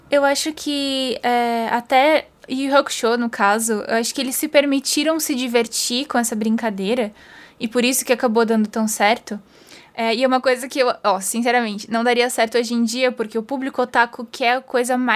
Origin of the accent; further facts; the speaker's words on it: Brazil; que a gente para e que a gente, como brasileiro, independente de onde a gente mora a gente consegue relacionar de alguma forma.